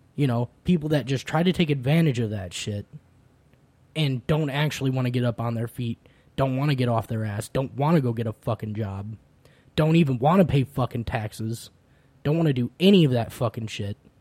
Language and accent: English; Illinois, United States; growing up in the Midwest, specifically, uh, specifically Illinois